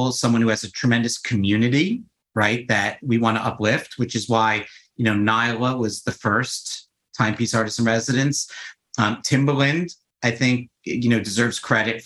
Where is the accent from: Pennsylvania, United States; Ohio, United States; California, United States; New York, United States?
New York, United States; New York City; I grew up my entire life in New York. Like I grew up on the Upper East Side